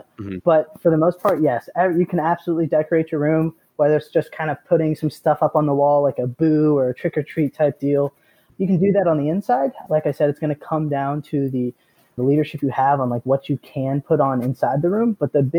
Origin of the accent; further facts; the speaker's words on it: Conyers, Georgia, United States; moved away as an adult; now in Okinawa, Japan; I grew up in Conyers, Georgia, about 25 miles east of Atlanta. Went to Heritage High School over there.